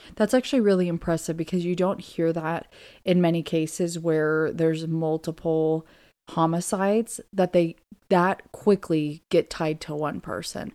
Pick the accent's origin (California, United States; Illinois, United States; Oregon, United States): Oregon, United States; Southern; moved away as an adult; also born or lived in Virginia; I am originally from Southern Oregon